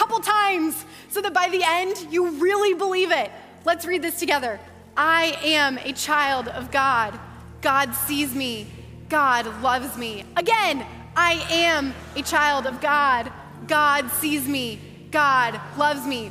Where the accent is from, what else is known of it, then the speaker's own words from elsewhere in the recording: Ankeny, Iowa, United States; I grew up in Ankeny, I grew up at Hope